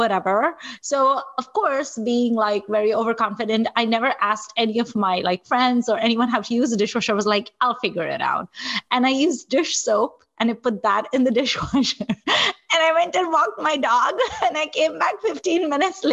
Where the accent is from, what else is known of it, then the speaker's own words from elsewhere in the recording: Nigeria; now in United States; I'm also like a person of Indian heritage who didn't grow up in India. I grew up in Nigeria